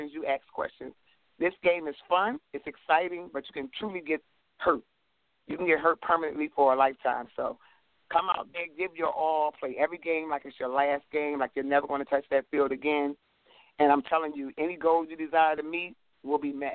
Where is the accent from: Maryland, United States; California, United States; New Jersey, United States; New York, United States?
Maryland, United States; Baltimore; I'm from Baltimore. I live in Baltimore, work in Baltimore